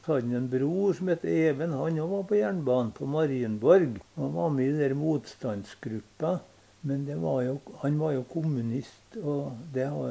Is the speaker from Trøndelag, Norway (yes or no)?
yes; Støren, Trøndelag, Norway; Jeg kom fra Støren